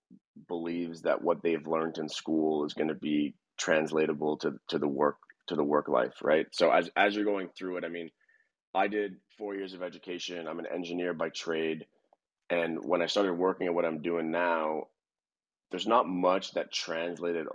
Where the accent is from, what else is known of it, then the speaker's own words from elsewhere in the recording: Montreal, Quebec, Canada; moved away as an adult; now in Atlanta, United States; I'm a Canadian from Montreal that's transplanted into Atlanta right now